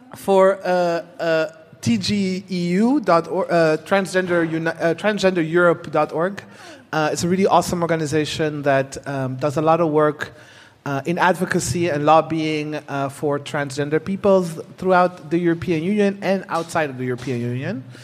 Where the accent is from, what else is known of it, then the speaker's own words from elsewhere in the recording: Netherlands; moved away as an adult; also born or lived in Burundi; I was born in Burundi. Mm. I grew up in the Netherlands